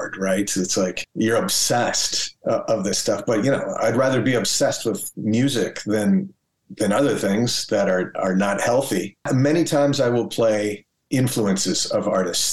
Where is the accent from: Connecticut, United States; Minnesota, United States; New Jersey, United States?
Minnesota, United States; Minneapolis; being able to like go dance at a club downtown Minneapolis with friends